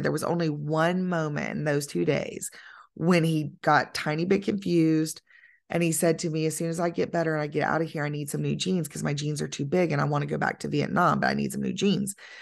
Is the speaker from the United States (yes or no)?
yes; United States; I'm an American